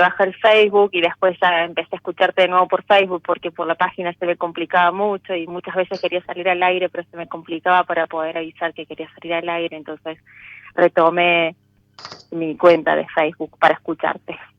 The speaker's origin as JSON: {"language": "Spanish", "town": "Río Cuarto", "region": "Córdoba", "country": "Argentina", "tie": "born or raised there", "moved": "as an adult", "lives_now": "Córdoba, Argentina", "said": "Yo nací en Río Cuarto, pero hace unos años me vine a Córdoba Capital"}